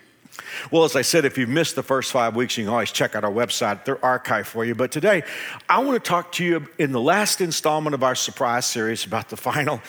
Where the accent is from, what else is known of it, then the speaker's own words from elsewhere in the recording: Dallas, Texas, United States; now in Wichita, United States; I came from the Dallas-Fort Worth area 33 years ago, but I've loved living in Wichita because Wichitans are more polite